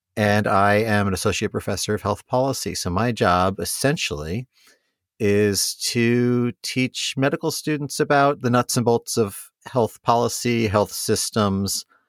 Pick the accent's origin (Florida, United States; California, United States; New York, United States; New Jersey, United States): New York, United States; moved away as an adult; now in Columbus, United States; I'm a New Yorker originally